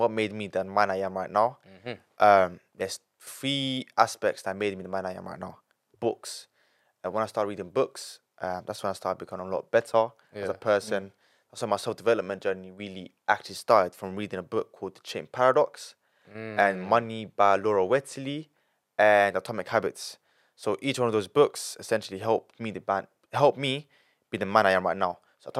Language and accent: English; Italy; born there; I was born in Italy, and then he had to leave everything.